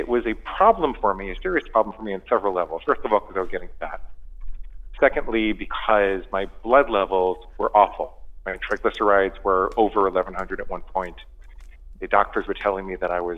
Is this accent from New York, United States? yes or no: yes; New York City, New York, United States; I grew up in and around New York City